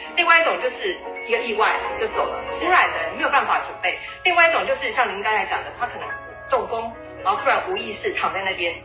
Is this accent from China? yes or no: no; Taiwan; 我们台湾人